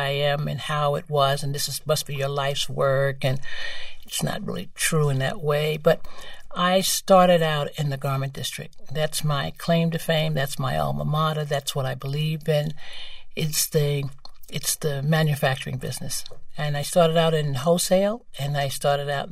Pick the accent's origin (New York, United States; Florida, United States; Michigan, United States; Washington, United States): New York, United States; New York City; I am from Bedford-Stuyvesant.